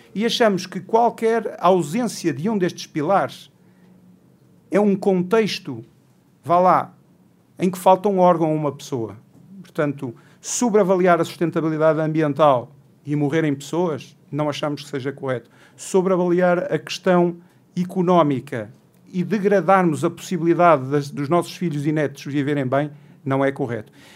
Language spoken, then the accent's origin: Portuguese; Portugal; Como português